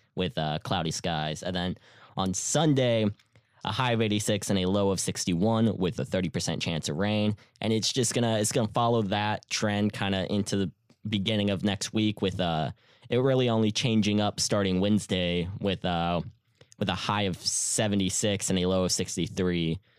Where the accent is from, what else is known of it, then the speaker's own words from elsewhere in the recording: Houston, Texas, United States; I'm from Houston.